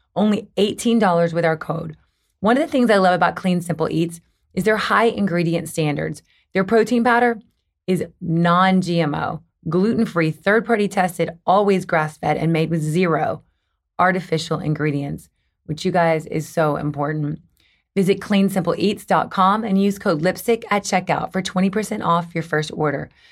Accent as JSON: {"language": "English", "region": "the South", "country": "United States", "moved": "yes", "lives_now": "Los Angeles, United States", "said": "I'm from the South"}